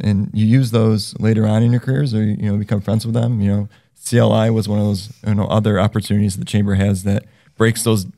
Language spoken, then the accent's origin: English; New York, United States; now in North Central Massachusetts, United States; You know, I'm an outsider to North Central. I come from New York